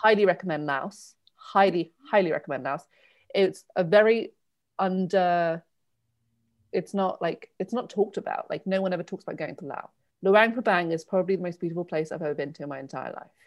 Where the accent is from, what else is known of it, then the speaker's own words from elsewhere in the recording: Torquay, South West England, United Kingdom; moved away as an adult; also born or lived in India / Bristol / Henley / London; I grew up in Torquay